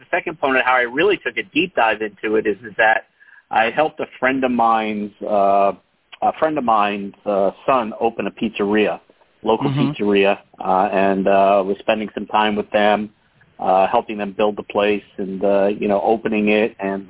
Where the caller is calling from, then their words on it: Longmeadow, Massachusetts, United States; I am in Western Massachusetts, outside of Springfield, in a town called Longmeadow.